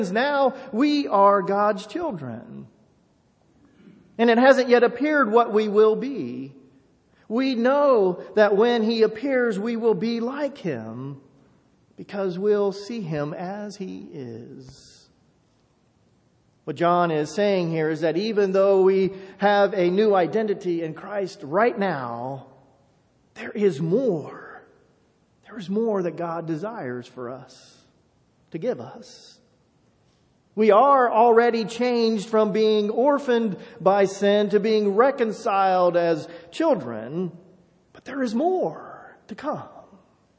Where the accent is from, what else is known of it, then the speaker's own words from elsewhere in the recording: Enon, Ohio, United States; moved away; growing up in a small town, growing up in Enon